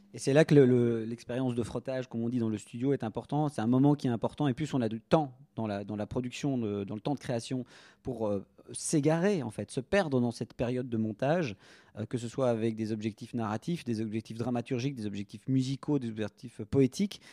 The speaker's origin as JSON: {"language": "French", "town": "Brussels", "region": "Brussels-Capital Region", "country": "Belgium", "tie": "born or raised there", "said": "Je suis bruxellois, natif bruxellois"}